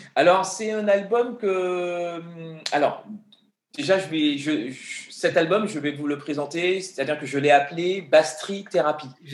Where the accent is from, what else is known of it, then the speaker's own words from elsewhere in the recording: Guadeloupe; moved away as an adult; also born or lived in Paris; j'ai grandi en Guadeloupe. Et quand je suis arrivé à Paris à l'âge de 19 ans